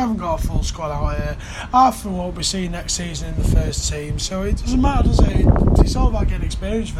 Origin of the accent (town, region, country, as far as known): Salford, North West England, United Kingdom